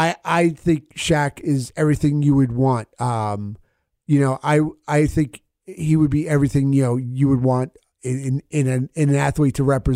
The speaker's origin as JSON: {"language": "English", "region": "New Jersey", "country": "United States", "said": "born and bred in Jersey."}